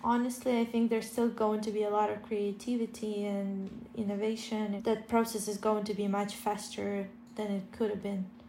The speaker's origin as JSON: {"language": "English", "country": "Ukraine", "tie": "born or raised there", "lives_now": "Kyiv, Ukraine", "said": "my parents who are staying in my hometown 40 kilometers away from the Russian border"}